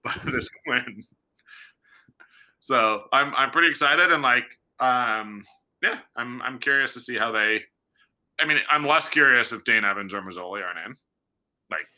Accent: Toronto, Ontario, Canada; moved away; I'm not from Hamilton. I'm from Toronto

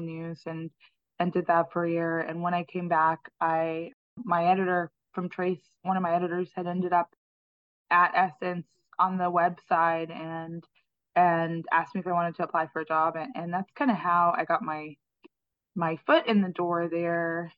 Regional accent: Turks & Caicos Islands; moved away as an adult; also born or lived in New York City, United States; now in New Orleans, United States; I'm from the Turks and Caicos Islands, and my mother is Jamaican, and her mother moved to Turks and Caicos when I was a baby, and she opened a school, and the first setting for the school was my parents' garage. And so I grew up

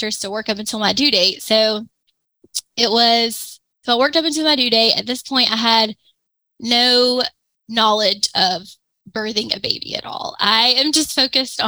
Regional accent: Pensacola, Florida, United States; moved away as an adult; also born or lived in Gainesville, Florida; move back to Pensacola, which is where I'm from

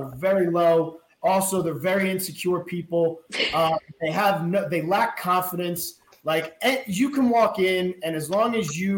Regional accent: New Jersey, United States; I'm from New Jersey.

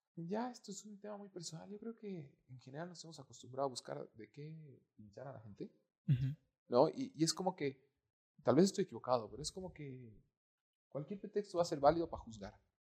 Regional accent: Bolivia; amo mi país porque soy boliviano

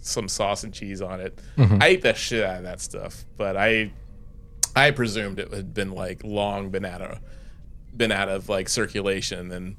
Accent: East Coast, United States; moved away as an adult; also born or lived in Boston; a lot of things I grew up with on the East Coast

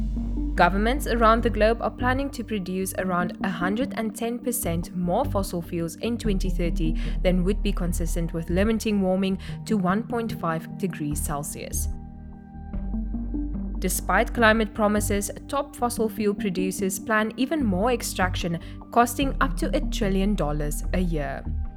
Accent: Namibia; I'm a journalist from Namibia.

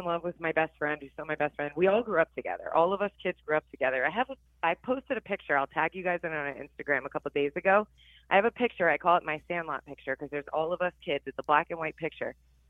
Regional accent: South Florida, United States; So I grew up in South Florida, you know, where all the crazy shit happened.

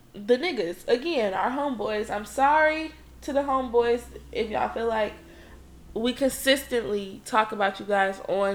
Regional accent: Detroit, Michigan, United States; moved away as an adult; now in Ohio, United States; I'm from Detroit

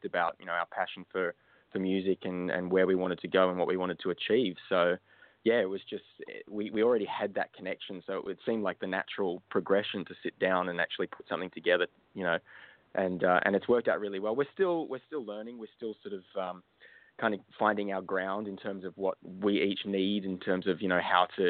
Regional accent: Australia; I was born and raised in Australia.

